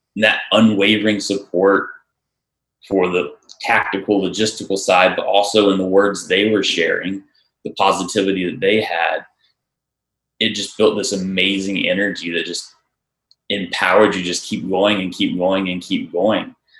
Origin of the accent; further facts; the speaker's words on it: Charlotte, North Carolina, United States; I'm from Charlotte